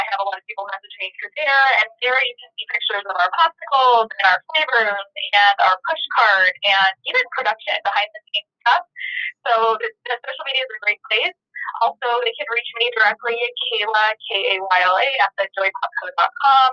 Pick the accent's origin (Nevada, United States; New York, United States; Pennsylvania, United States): Nevada, United States; Las Vegas; I am born and raised in Las Vegas and I grew up going to the Children's Museum.